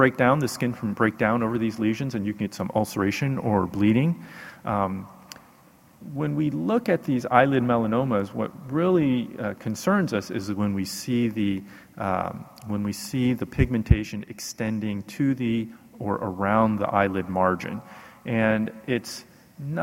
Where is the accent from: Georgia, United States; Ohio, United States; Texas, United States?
Texas, United States; Houston; I'm from Houston, Texas